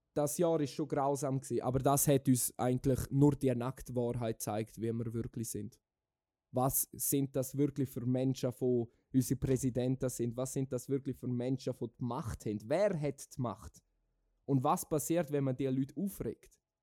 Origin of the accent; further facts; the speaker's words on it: Switzerland; wir in der Schweiz